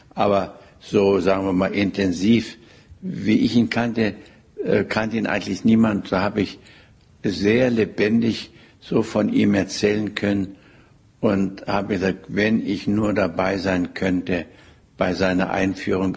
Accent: Germany; als Deutscher

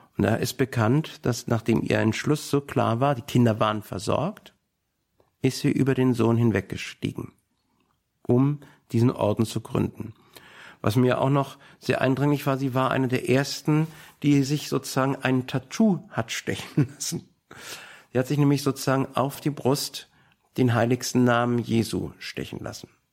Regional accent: Berlin, Germany; als Berliner

